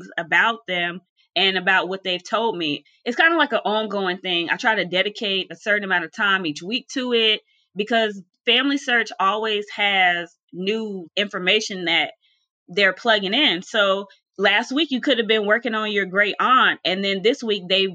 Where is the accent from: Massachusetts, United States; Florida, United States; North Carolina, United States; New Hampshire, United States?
North Carolina, United States; Charlotte; also born or lived in Philadelphia, Pennsylvania; I was born in Philadelphia, but raised in Charlotte, North Carolina